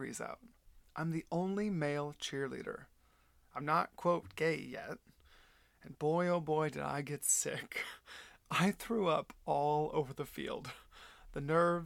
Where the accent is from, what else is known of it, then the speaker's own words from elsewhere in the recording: Flower Mound, Texas, United States; also born or lived in Del Rio, Texas / San Antonio, Texas / Dallas, Texas; I was born and raised in Texas. I was born in Del Rio, then moved to San Antonio, and then moved to Dallas because my parents got divorced when I was 5